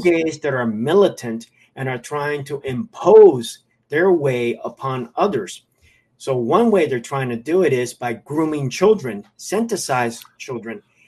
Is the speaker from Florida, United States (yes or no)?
yes; Miami, Florida, United States; I'm a Cuban American. I was born and raised in Miami from Cuban parents